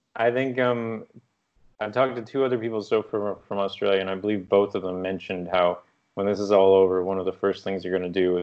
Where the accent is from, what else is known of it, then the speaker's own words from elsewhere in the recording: East Coast, United States; maybe part of it's because I grew up on the East Coast, so the Atlantic Ocean is not a welcoming...